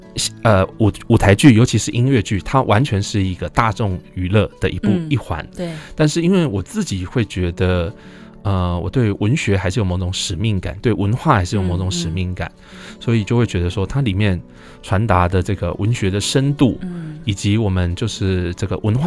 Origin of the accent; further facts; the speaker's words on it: Taichung, Taiwan; 我台中人还好